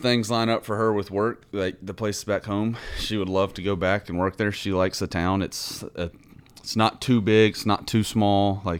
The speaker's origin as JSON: {"language": "English", "town": "Huntsville", "region": "Alabama", "country": "United States", "tie": "born or raised there", "moved": "yes", "said": "Huntsville, Alabama."}